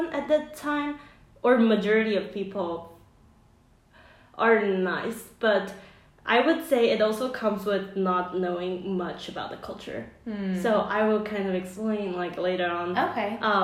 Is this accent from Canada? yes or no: no; Taipei, Taiwan; English is a second language; moved away; also born or lived in Nebraska; I grew up in Taipei, Taiwan